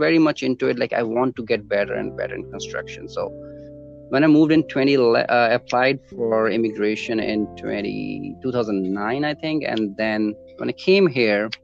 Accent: Chandigarh, India; moved away as an adult; now in Toronto, Canada; I was born in India, in Chandigarh, right? Spent my 27 years of my life there.

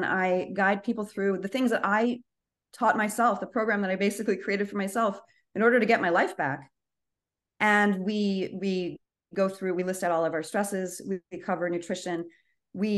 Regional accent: United States; as an American

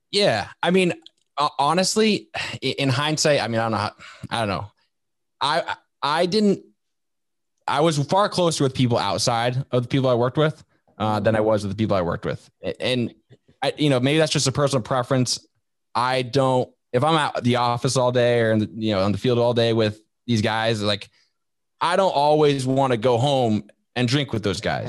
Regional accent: Vermont, United States; moved away as an adult; I grew up in Vermont, like that state that nobody knows exists up in New England.

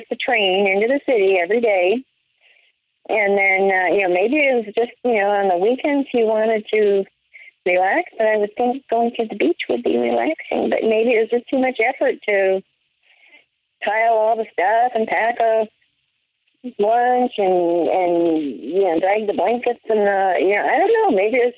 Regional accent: Midwest, United States; moved away; also born or lived in New York / Colorado; growing up in the Midwest, except for 2 years in New York, but otherwise growing up in the Midwest and then in Colorado

